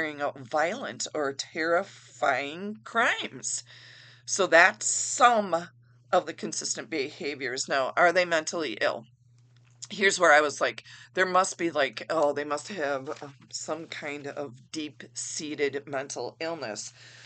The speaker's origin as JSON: {"language": "English", "region": "Wisconsin", "country": "United States", "said": "I am from Wisconsin in the United States"}